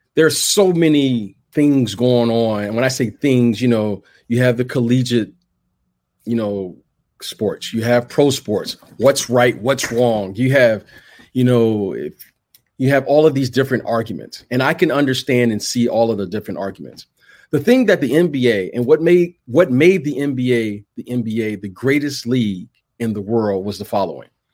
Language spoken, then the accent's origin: English; Detroit, Michigan, United States; I'm from Detroit, right? That's Motown.